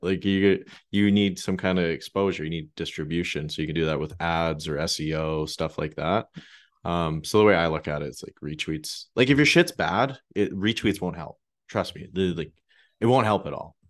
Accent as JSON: {"language": "English", "country": "Canada", "said": "being Canadian"}